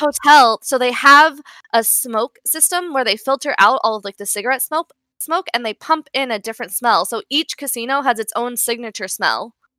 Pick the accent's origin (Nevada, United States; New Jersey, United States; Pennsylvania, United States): Nevada, United States; Las Vegas; I'm obviously from Las Vegas, so both of my parents work in, they, they have worked in, on the Las Vegas Strip